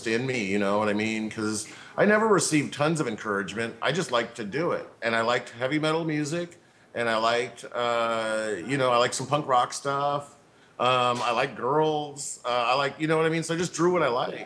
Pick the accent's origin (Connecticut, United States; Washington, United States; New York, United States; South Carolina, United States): Washington, United States; Tacoma; I was raised in Tacoma